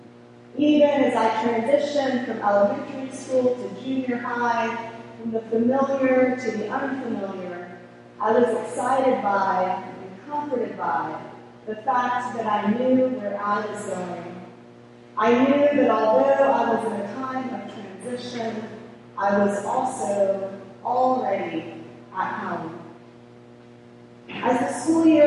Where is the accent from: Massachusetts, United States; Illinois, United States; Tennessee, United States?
Tennessee, United States; Chattanooga; now in Atlanta, United States; I grew up in Chattanooga, Tennessee